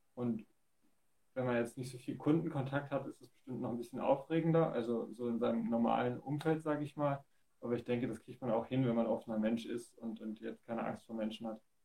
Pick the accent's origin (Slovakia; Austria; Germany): Germany; Dresden, Saxony; hier in meinem Heimatort in Dresden